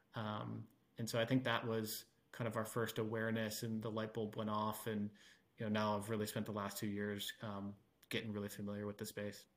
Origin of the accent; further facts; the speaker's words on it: Cleveland, Ohio, United States; moved away as an adult; also born or lived in Calistoga, California; now in Austin, United States; I was born and raised in Cleveland, went to school in Ohio